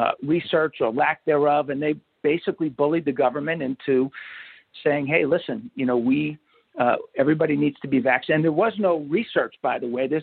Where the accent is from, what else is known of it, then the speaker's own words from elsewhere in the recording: New York, United States; now in Marietta, United States; I grew up middle class America, New York, right outside of New York City